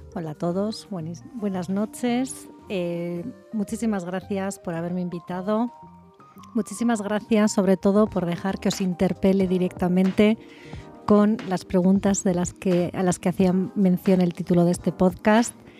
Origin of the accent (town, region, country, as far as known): Spain; moved away as an adult; now in Querétaro, Mexico